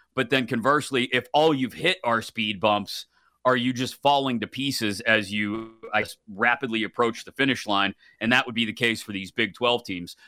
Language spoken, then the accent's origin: English; Pittsburgh, Pennsylvania, United States; growing up in Pittsburgh, a Pitt fan